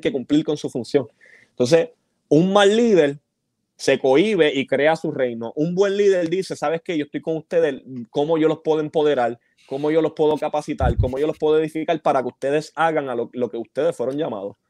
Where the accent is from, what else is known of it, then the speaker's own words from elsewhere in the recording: Bayamón, Puerto Rico; yo que soy de Bayamón.